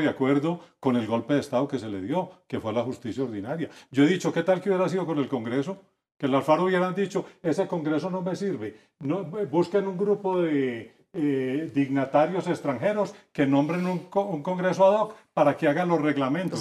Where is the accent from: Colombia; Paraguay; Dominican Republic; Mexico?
Colombia; como colombiano lo digo